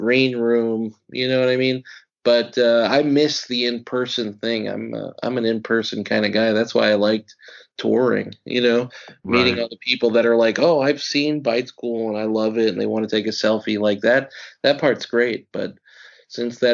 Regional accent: New York, United States; I'm from New York

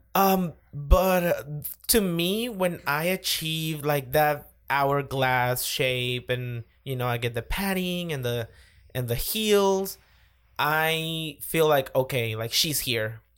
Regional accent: Caracas, Capital District, Venezuela; moved away as an adult; also born or lived in Nashville, Tennessee; I was born in Caracas, born and raised

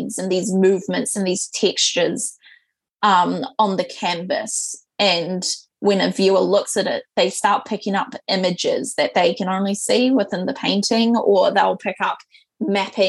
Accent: Southland, New Zealand; I'm originally from Southland in a tiny, tiny town called Ōtoto or Tautau. It's like a rural-ass town, probably less than 700 people live there. I lived my entire life of up to 18 years in this tiny wee town with my parents.

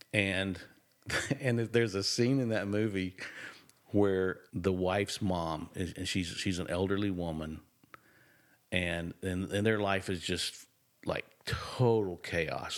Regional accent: Nashville, Tennessee, United States; accent: drawl; I was born and raised in Nashville

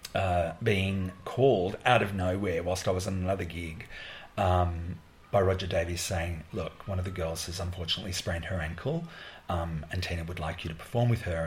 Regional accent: Australia; I'm a choreographer from Australia

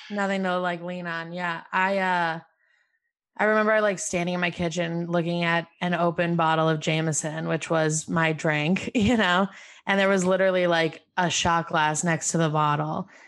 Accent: Albany, New York, United States; moved away as an adult; I'm from Albany, New York, my mom's whole family came to Albany

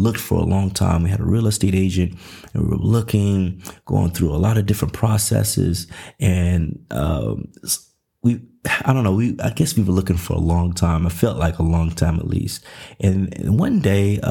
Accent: Nashville, Tennessee, United States; also born or lived in Los Angeles, California / Covina, California; now in Dallas, United States; I'm originally from Nashville, Tennessee.

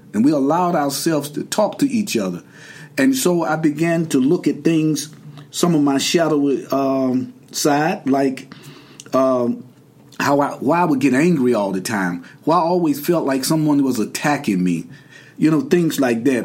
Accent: Durham, North Carolina, United States; I'm from Durham, North Carolina originally.

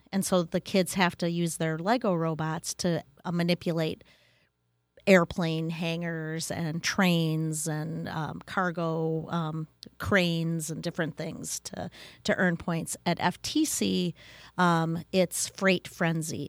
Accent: Wisconsin, United States; I grew up in Wisconsin

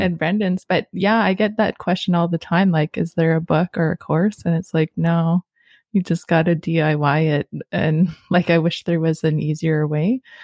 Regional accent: Sudbury, Ontario, Canada; now in Rama, Canada; me growing up in Sudbury

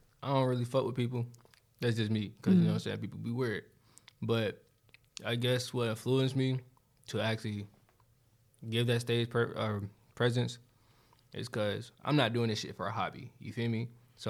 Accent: Charlotte, North Carolina, United States; Yeah. Big 704 shit.

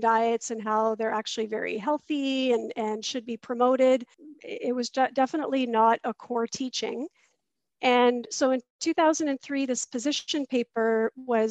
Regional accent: Mississauga, Ontario, Canada; I grew up in Mississauga, Ontario, which is a suburb of Toronto

